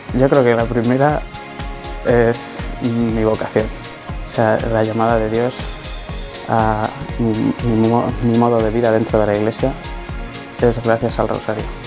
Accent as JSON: {"language": "Spanish", "town": "Madrid", "region": "Community of Madrid", "country": "Spain", "said": "tengo 23 años, soy de Madrid"}